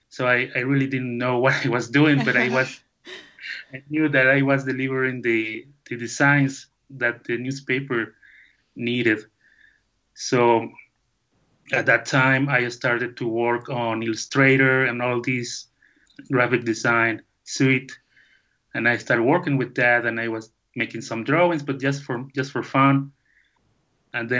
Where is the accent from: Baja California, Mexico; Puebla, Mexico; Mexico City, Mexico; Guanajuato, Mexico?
Guanajuato, Mexico; León; English is a second language; now in Jocotepec, Mexico; I born in León, Guanajuato, the capital of shoemaking in Mexico